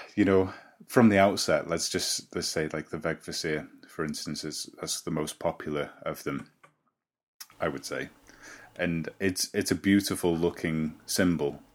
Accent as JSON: {"language": "English", "town": "Llandudno", "region": "Wales", "country": "United Kingdom", "tie": "born or raised there", "said": "I live in Llandudno, my hometown"}